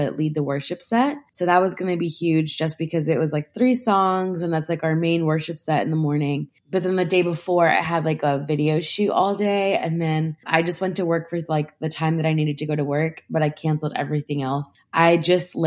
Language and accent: English; Charlottesville, Virginia, United States; also born or lived in Florida; I'm from Charlottesville, Virginia, but I wasn't born here, but I grew up here. So it's my hometown